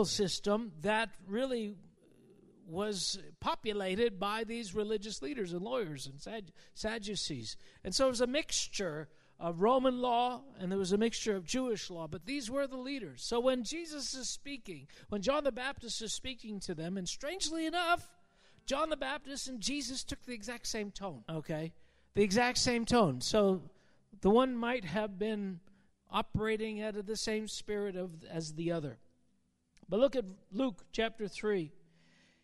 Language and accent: English; Canada; as a Canadian